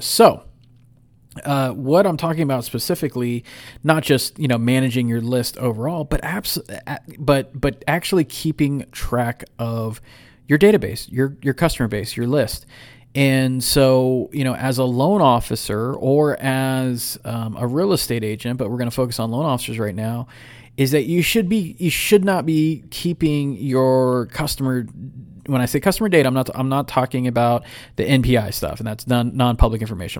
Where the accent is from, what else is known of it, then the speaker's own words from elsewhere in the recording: San Ramon, California, United States; moved away; here in the lovely city of San Ramon, my old hometown